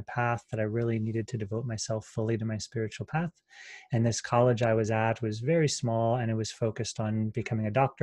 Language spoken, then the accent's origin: English; Pennsylvania, United States; moved away as an adult; now in Sedona, United States; I'm from Pennsylvania